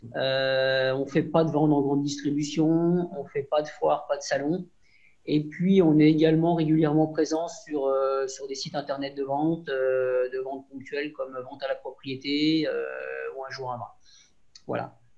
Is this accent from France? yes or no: yes; Montagny-lès-Buxy, Bourgogne-Franche-Comté, France; also born or lived in Beaune; je suis originaire de Montagny. Mes parents sont originaires de Montagny.